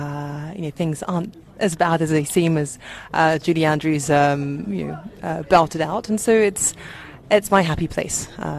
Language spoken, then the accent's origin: English; Uganda; born there; I was born in Uganda, and so it was one of the first songs I heard.